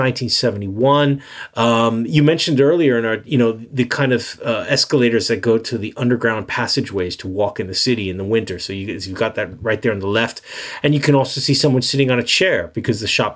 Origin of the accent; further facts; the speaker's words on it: New York, United States; I'm a New Yorker